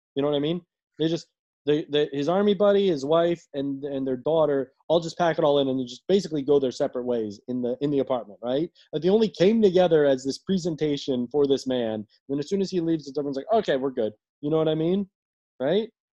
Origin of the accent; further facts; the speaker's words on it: Washington, District of Columbia, United States; my family's been in like like in DC for like over a hundred years